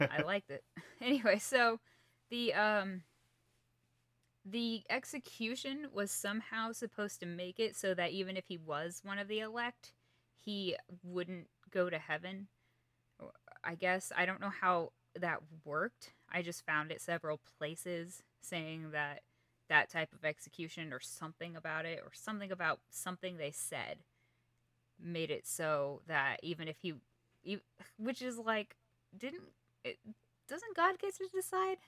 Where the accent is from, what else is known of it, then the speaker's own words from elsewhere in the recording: Kansas, United States; I'm from Kansas